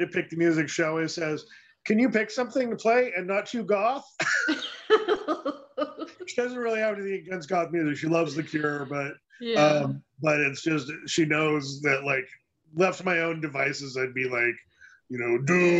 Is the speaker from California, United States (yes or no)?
yes; Northern California, United States; I'm from Northern California.